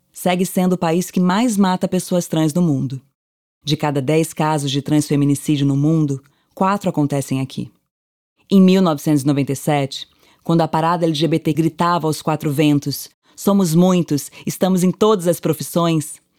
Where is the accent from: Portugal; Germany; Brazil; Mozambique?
Brazil; Santos, São Paulo; moved away as an adult; now in São Paulo, Brazil; sou lá de Santos, litoral de São Paulo, né? Baixada Santista. Moro aqui em São Paulo há 5 anos